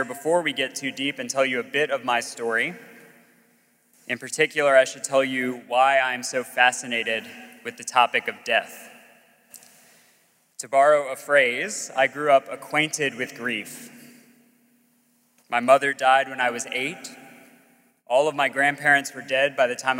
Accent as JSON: {"language": "English", "region": "Gulf Coast of Alabama", "country": "United States", "tie": "born or raised there", "also_born_or_lived": "Virginia", "moved": "as an adult", "said": "I grew up on the Gulf Coast of Alabama"}